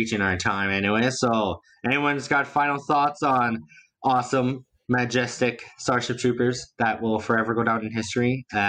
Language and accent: English; Canada; I'm also from Canada. We don't do that kind of stuff around here.